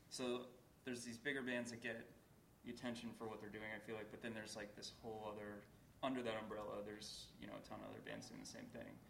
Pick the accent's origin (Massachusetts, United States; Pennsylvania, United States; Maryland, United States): Massachusetts, United States; Boston; I'm from Boston